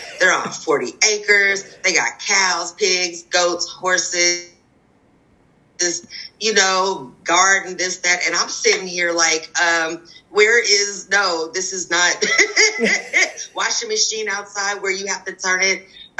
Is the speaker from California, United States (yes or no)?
yes; Redondo Beach, California, United States; also born or lived in Seattle area; now in Tillamook County, United States; am a resident of Tillamook County. I have been here for 7 years now. I grew up in Southern California, primarily in Redondo Beach. I graduated from high school in Manhattan Beach.